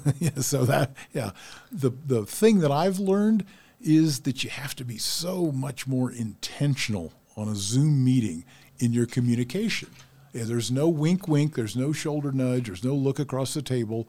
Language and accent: English; Ohio, United States; moved away; my town where I was born in Ohio